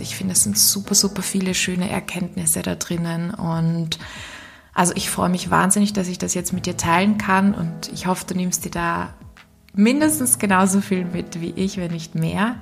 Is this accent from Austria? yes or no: yes; Austria; accent: Austrian; meinen österreichischen Akzent